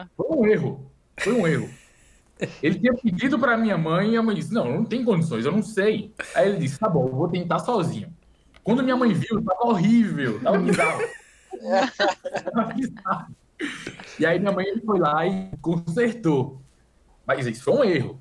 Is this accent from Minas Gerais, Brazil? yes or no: no; Recife, Pernambuco, Brazil; moved away as an adult; also born or lived in Campina Grande, Paraíba; now in São Paulo, Brazil; eu nasci em Campina Grande, só que eu só nasci em Campina Grande. Eu cresci em Recife